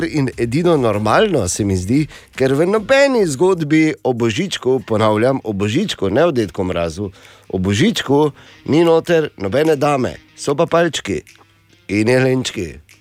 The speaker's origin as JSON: {"language": "Slovenian", "country": "Slovenia", "said": "smo Slovenci v špici razvoja letalstva odengdaj in hvala Bogu še vedno"}